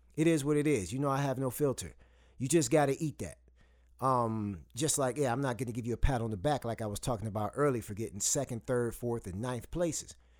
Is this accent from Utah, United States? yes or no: no; Saginaw, Michigan, United States; I grew up in Saginaw, Michigan